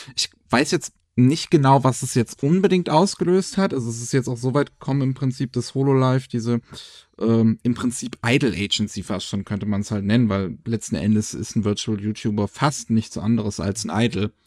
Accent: Germany; bei uns in Deutschland

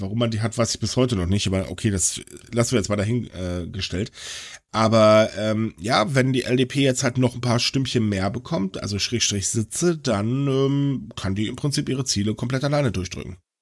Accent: Germany; uns in Deutschland

